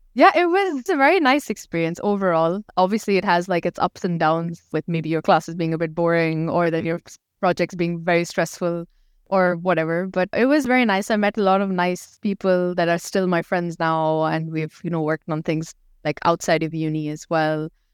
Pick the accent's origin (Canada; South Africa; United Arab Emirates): United Arab Emirates; Dubai; also born or lived in Pakistan; I'm from Pakistan, but I've lived, born and brought up here in Dubai.